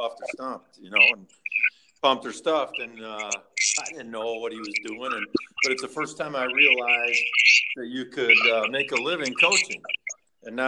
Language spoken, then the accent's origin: English; West Dundee, Illinois, United States; moved away as an adult; I grew up in the Chicago area